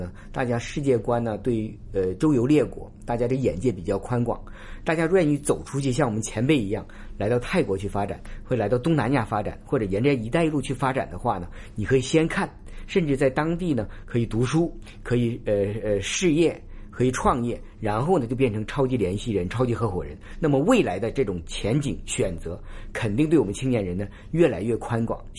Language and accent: Chinese; Hong Kong; 虽然呢和我们香港地铁比呢还有距离，但是它很多的发展创业者也是我们香港人过来发展的嘛。